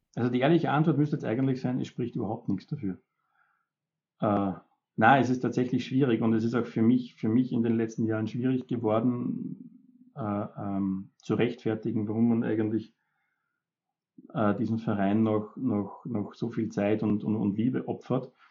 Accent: Upper Austria, Austria; ich bin ja Oberösterreicher

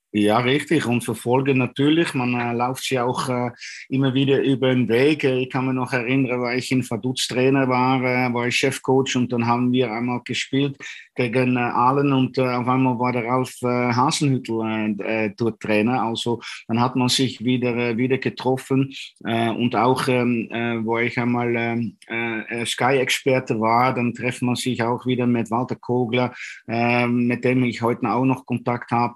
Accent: Utrecht, Netherlands; German is a second language; moved away as an adult; also born or lived in Vienna, Austria; now in Dornbirn, Austria; Ich bin äh, äh, geboren in Utrecht, ein echter Junge von der Stadt

